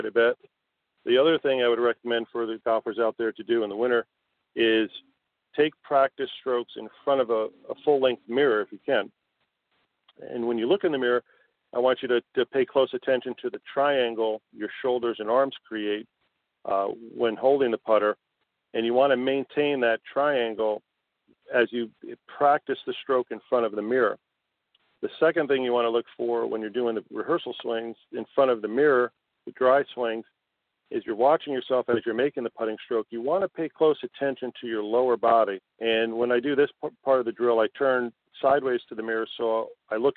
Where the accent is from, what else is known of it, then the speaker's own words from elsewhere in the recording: Connecticut, United States; now in South Florida, United States; I grew up in Connecticut, and I played all my high school and amateur golf up in Connecticut